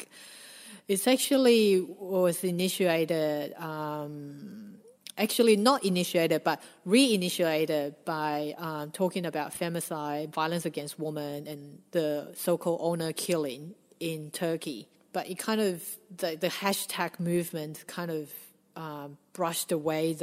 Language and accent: English; Australia; growing up in Australia